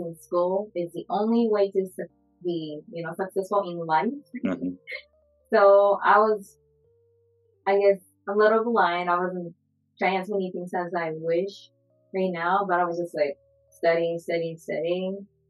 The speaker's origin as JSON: {"language": "English", "country": "Japan", "tie": "born or raised there", "second_language": "English", "moved": "as an adult", "lives_now": "Seattle, United States", "said": "I was like from Japan, born and raised there until I graduated high school."}